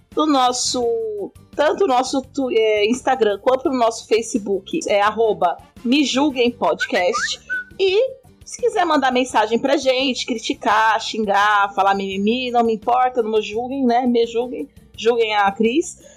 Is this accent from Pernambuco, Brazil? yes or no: no; São Paulo, Brazil; now in Goiás, Brazil; Sou de São Paulo, mas moro em Goiás e aqui é muito quente